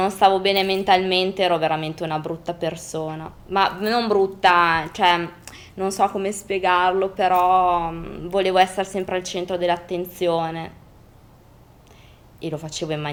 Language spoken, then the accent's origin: Italian; Parma, Emilia-Romagna, Italy; …, …, perché sono di Parma